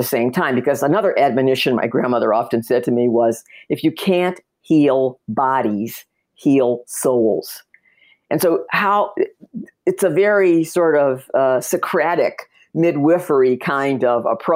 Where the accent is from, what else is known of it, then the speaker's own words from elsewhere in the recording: Detroit, Michigan, United States; I grew up in Detroit, Michigan